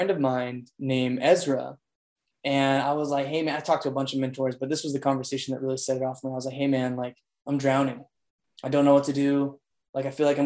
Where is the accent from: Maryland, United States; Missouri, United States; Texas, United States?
Texas, United States; Schertz; also born or lived in Provo, Utah / Kansas City; I'm actually in a little city on the northeast of San Antonio called Schertz, Texas